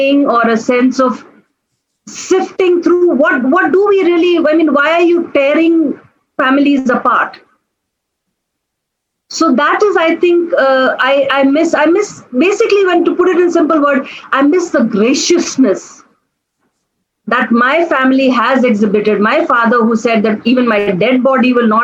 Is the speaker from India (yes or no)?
yes; Kanpur, Uttar Pradesh, India; moved away; I was in Kanpur, that's where my hometown is.